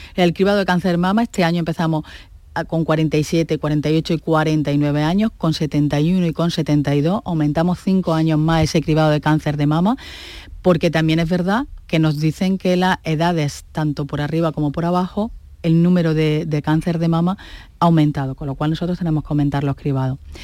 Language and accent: Spanish; Andalusia, Spain; también somos andaluces